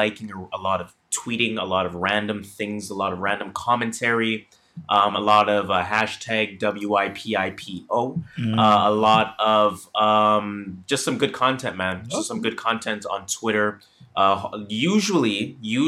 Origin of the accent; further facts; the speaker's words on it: Canada; we are Canadian